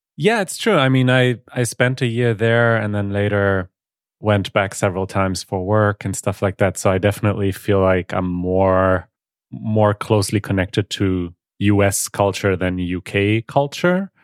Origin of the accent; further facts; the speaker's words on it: Germany; English is a second language; I'm from Germany, born and raised in Germany, though I'm half Polish